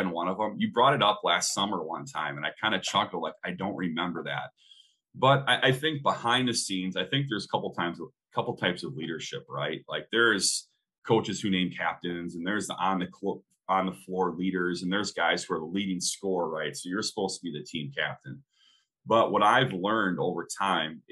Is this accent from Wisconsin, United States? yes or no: yes; central Wisconsin, United States; I ended up coaching a AAU team while I was in college out of central Wisconsin, kind of back in my hometown